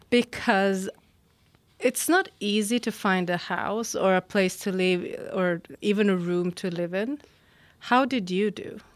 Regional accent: Sweden; we have a high level of English in this country

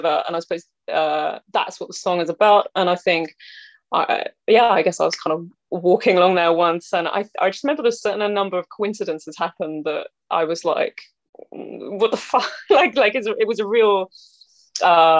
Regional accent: North Somerset, South West England, United Kingdom; also born or lived in Bristol / Weston-super-Mare / Yatton / Nailsea; I was born in St. Michael's in Bristol. And then I grew up in kind of North Somerset area. I didn't actually live in Bristol until I was 18.

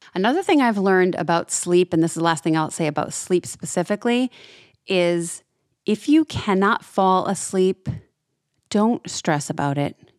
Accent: New England, United States; now in Florida, United States; I'm from New England originally, so I know I, I grew up this way

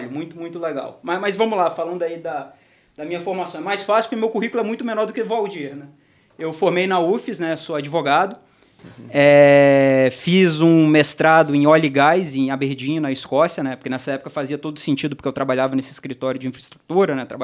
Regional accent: Vitória, Espírito Santo, Brazil; moved away as an adult; also born or lived in Rio de Janeiro / Londrina; Formei na Federal do Espírito Santo, na UFES. A gente é de lá, né?

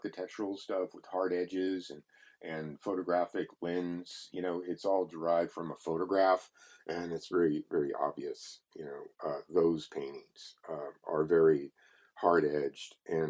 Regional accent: Texas, United States; He's from Tennessee or Kentucky, and I'm from Texas, and it's a similar thing that goes on down there where people shame you.

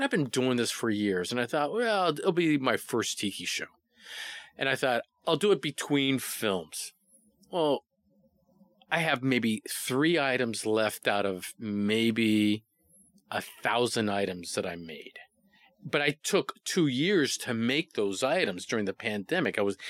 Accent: Hawaii, United States; I'm from Hawaii.

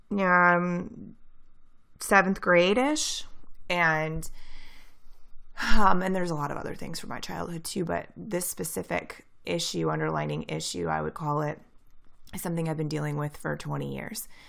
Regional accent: near St. Louis, Missouri, United States; I'm from Saint Louis, Missouri. Or, like, near Saint Louis, Missouri

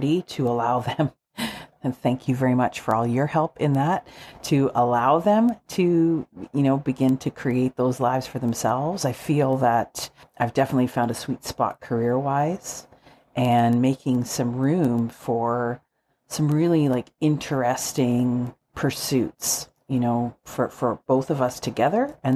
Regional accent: Calgary, Alberta, Canada; Shane and I are both born and raised in Calgary

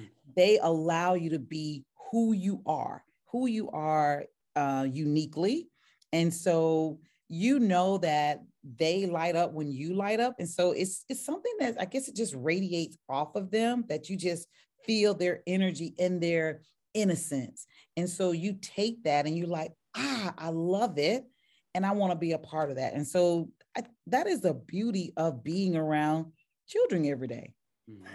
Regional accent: the South, United States; moved away; Those are my Southern roots

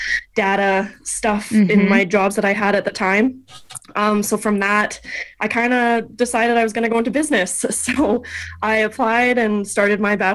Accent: Alberta, Canada; I'm from Alberta

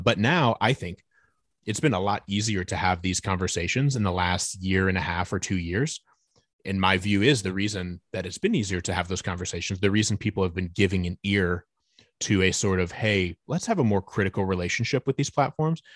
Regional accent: Fort Wayne, Indiana, United States; moved away as an adult; now in Nashville, United States; We're originally from Northeast Indiana, uh, so we're both from the city of Fort Wayne, Indiana

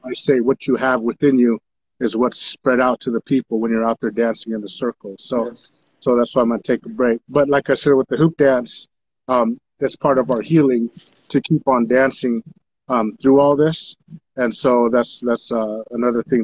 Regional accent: Taos Pueblo, New Mexico, United States; I'm from Taos Pueblo, my father being from Taos Pueblo

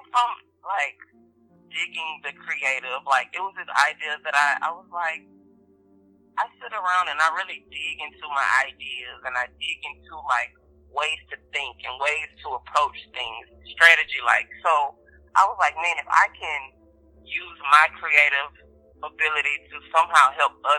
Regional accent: Baton Rouge, Louisiana, United States; I am from Baton Rouge, Louisiana

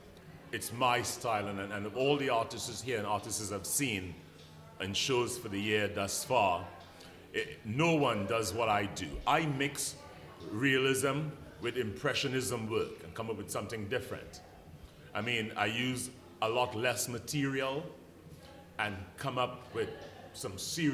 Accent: England, United Kingdom; now in Brooklyn, United States; I'm an English artist living in Bed-Stuy, Brooklyn.

